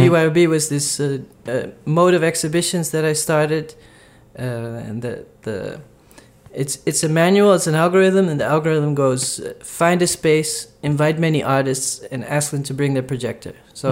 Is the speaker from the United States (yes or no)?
no; Brazil; I'm from Brazil